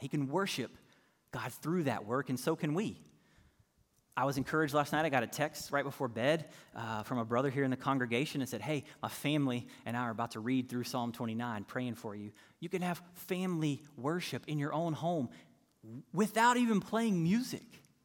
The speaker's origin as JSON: {"language": "English", "region": "North Carolina", "country": "United States", "tie": "born or raised there", "said": "I'm from North Carolina, so I can remember growing up as a little kiddo downstairs in the basement"}